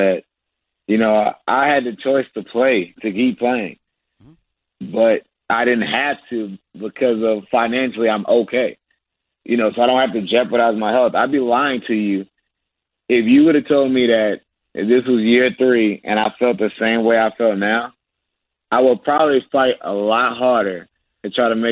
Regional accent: Virginia, United States; moved away as an adult; also born or lived in Maryland; now in Charlotte, United States; I'm a Virginia boy. I'm from Virginia.

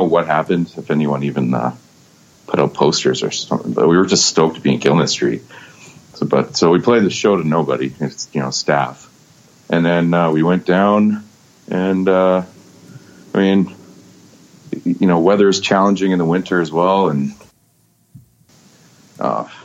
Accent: Vancouver, British Columbia, Canada; I was born and raised in Vancouver

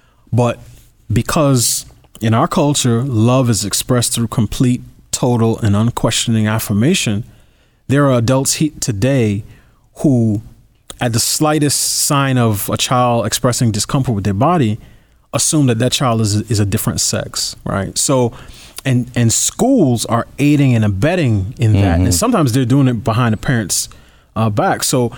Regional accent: New York, United States; I grew up in New York as a New Yorker

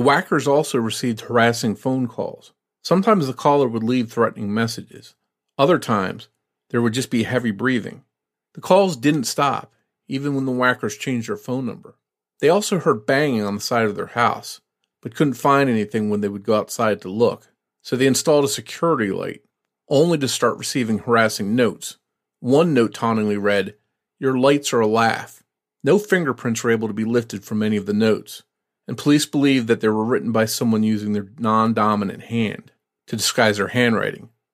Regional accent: New Jersey, United States; I was from South Jersey

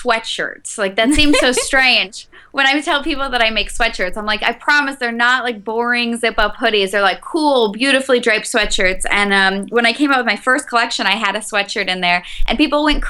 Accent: North Dakota, United States; moved away as an adult; now in Chicago, United States; I'm originally from North Dakota. I've been in Chicago 10 years.

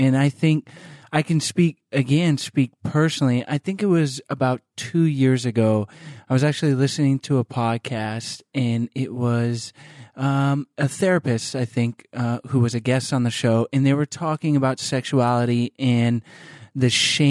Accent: United States; growing up in the United States, and my family wasn't extra conservative or anything like

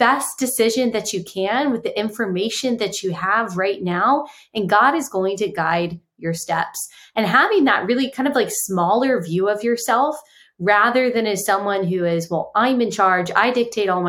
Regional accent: Texas, United States; moved away as an adult; also born or lived in South Carolina; I grew up in Texas

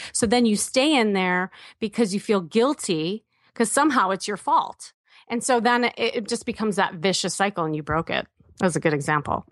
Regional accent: Midwest, United States; I'm from the Midwest.

